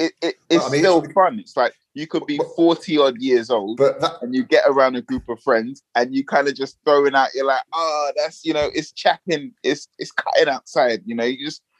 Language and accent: English; London, United Kingdom; accent: London, northwest London; I would consider my accent, you know, London, kind of like atypical London, or kind of like just standard, you know, northwest, north, you know, not too far east, not too far south